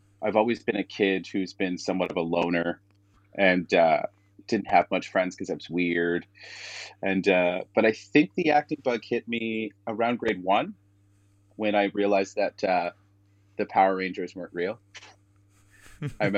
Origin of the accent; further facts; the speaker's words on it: Toronto, Ontario, Canada; moved away as an adult; now in Vancouver, Canada; I grew up in Toronto, actually Scarborough, Ontario, which is a little bit outside of Toronto. But I consider myself a Torontonian